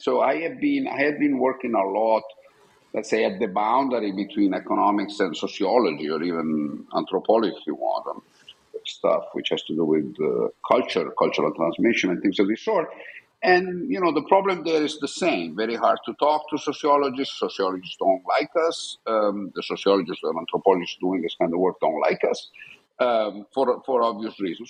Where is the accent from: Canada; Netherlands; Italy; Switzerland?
Italy; Buccinasco, Lombardy; also born or lived in Milan; so I was born in Milan, Italy, um, and I grew up in a small town outside Milan, which is called Buccinasco